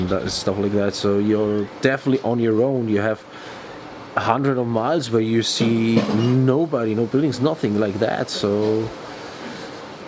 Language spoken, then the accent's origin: English; Bavaria, Germany; I'm from Bavaria, Germany